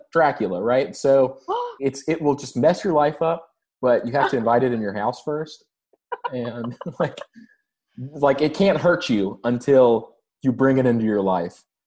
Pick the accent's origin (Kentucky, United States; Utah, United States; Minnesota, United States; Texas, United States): Kentucky, United States; my hometown in Kentucky